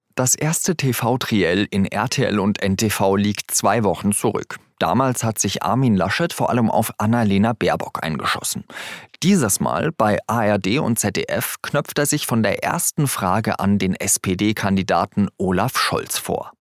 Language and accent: German; Germany; bei uns in Deutschland